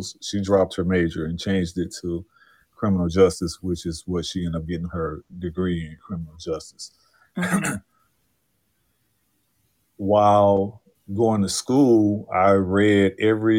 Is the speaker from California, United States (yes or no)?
no; St. Louis, Missouri, United States; From the city of St. Louis, Missouri. That's my hometown.